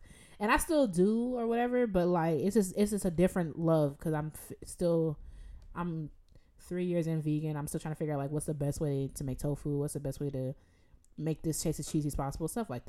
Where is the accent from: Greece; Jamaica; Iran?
Jamaica; Because I'm like Jamaican. Like, I've watched my aunt slaughter chickens, her own chickens.